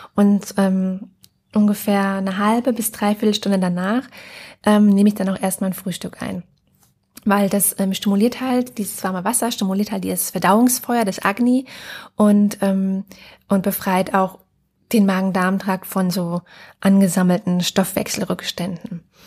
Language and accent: German; Germany; bei uns in Deutschland